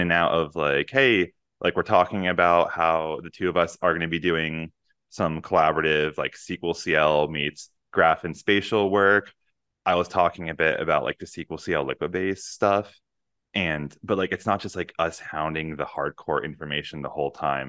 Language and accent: English; Northeast, United States; moved away; I come from the Northeast